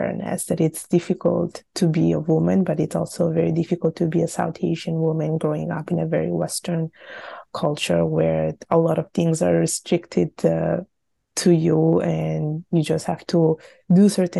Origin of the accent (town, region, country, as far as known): Italy; born or raised there